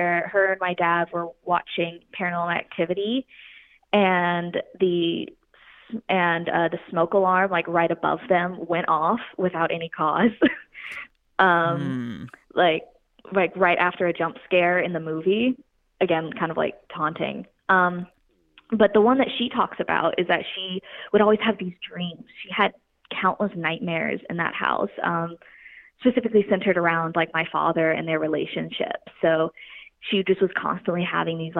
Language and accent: English; Pensacola, Florida, United States; I grew up actually in Florida, and I grew up right outside Pensacola, Florida